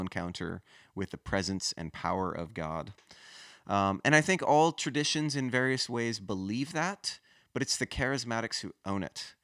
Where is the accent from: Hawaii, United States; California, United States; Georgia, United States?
Hawaii, United States; moved away as an adult; also born or lived in Los Angeles / Denver; now in South Florida, United States; I grew up in Hawaii